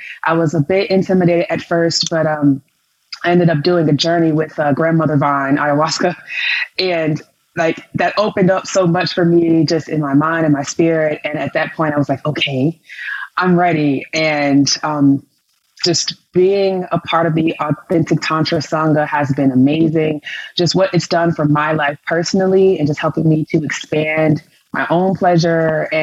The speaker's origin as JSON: {"language": "English", "town": "Chicago", "region": "Illinois", "country": "United States", "said": "I'm from Chicago, Illinois"}